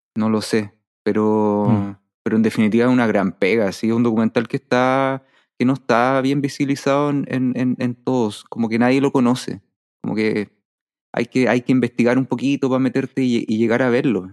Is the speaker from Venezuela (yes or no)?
no; Chile; como sociedad chilena